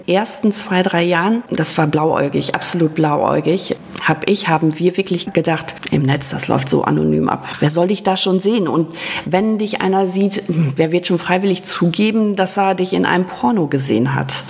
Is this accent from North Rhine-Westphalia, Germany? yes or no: yes; Rheine, North Rhine-Westphalia, Germany; also born or lived in Münsterland; das ist meine Geburtsstadt